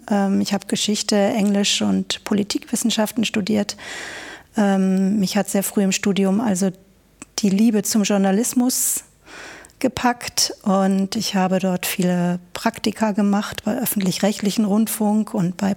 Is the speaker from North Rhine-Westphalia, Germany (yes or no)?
yes; Bielefeld, North Rhine-Westphalia, Germany; Ich komme also aus Bielefeld, ähm, wenn auch nicht gebürtig.